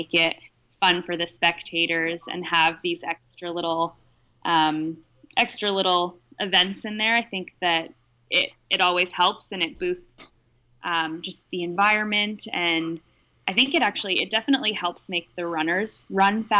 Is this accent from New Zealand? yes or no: no; Vancouver, British Columbia, Canada; I grew up in Vancouver, so my whole family is really within 5-10 blocks of where I live.